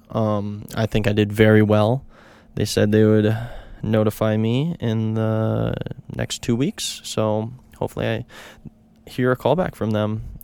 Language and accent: English; Minneapolis, Minnesota, United States; I'm from Minneapolis